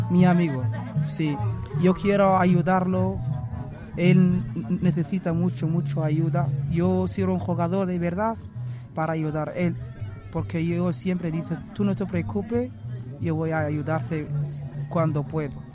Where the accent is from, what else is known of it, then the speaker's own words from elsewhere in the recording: Western Sahara; Spanish is a second language; now in Spain; Somos un, equipo, un saharaui en España.